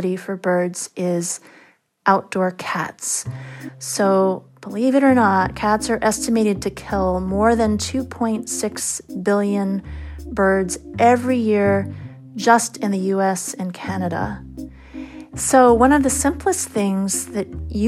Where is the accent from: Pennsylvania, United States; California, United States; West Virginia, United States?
California, United States; near San Francisco; now in Ithaca, United States; I grew up near San Francisco